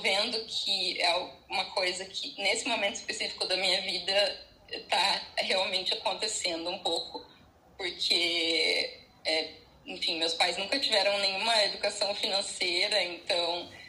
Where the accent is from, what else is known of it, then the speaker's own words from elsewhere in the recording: Curitiba, Paraná, Brazil; also born or lived in São Paulo; eu sou de Curitiba, né, e eu fui morar em São Paulo